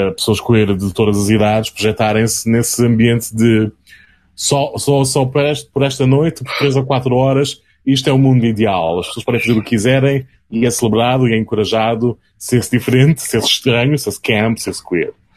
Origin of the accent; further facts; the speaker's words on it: Azores, Portugal; crescendo nos Açores